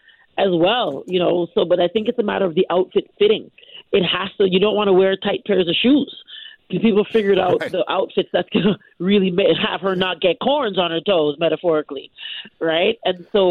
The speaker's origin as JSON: {"language": "English", "country": "Canada", "tie": "born or raised there", "said": "I'm Canadian. I'm a born and raised Canadian"}